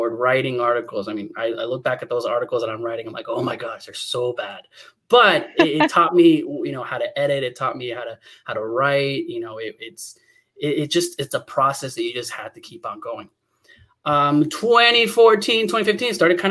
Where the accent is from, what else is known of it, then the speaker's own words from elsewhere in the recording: León, Guanajuato, Mexico; I was born in Leon, Guanajuato, and in Colonia Panorama